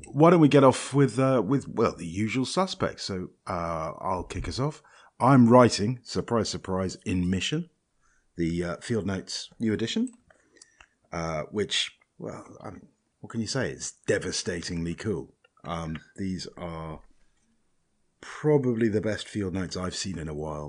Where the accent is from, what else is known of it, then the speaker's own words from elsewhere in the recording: Scotland, United Kingdom; I'm Scottish